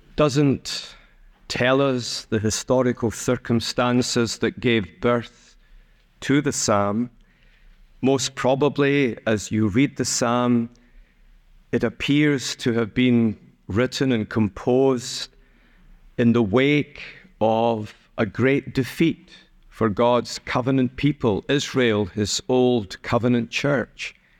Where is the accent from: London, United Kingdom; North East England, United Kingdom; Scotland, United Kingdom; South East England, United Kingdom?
Scotland, United Kingdom; I'm a somewhat proud Scot